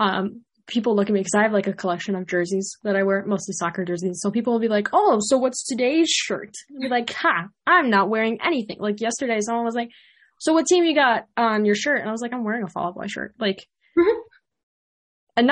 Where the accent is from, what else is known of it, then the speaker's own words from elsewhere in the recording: Illinois, United States; a native Illinois person that sometimes travels to the city. Because I will not say that I'm from Chicago